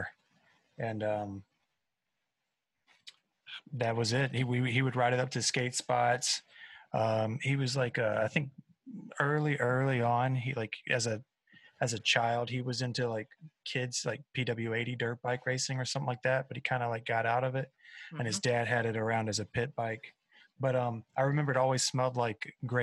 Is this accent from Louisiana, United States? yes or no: no; South Carolina, United States; I am a buzzard from South Carolina